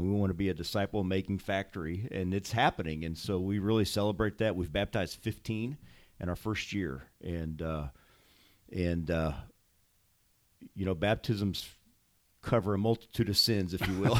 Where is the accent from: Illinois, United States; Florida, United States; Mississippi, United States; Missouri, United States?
Missouri, United States; St. Louis; moved away as an adult; also born or lived in Bosnia; I grew up in Saint Louis, out in the county. And, uh, consider this my hometown